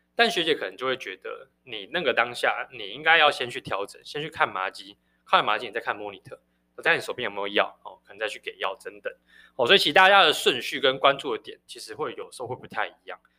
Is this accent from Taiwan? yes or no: yes; Taiwan; 身为台湾人